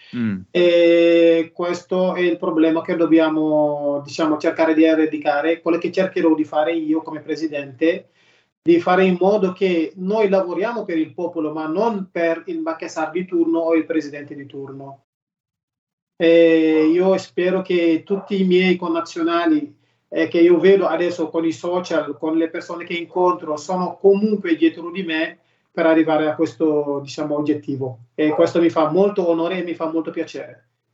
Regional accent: Senegal; now in Bergamo, Italy; da quando sono partito dal Senegal

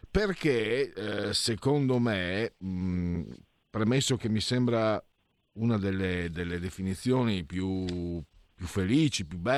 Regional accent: Friuli-Venezia Giulia, Italy; ma poi qui dalle mie parti sono arrivati di tutti, io vengo dal Friuli, Veneto, sono entrati di tutti

